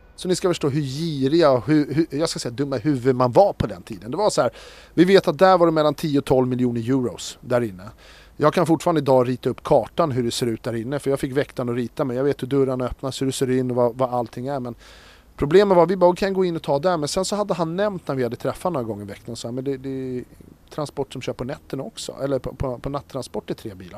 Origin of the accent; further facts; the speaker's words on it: Stockholm, Stockholm County, Sweden; Vi växte upp i, här i Stockholm då, i en liten förort, eller ett så här villaområde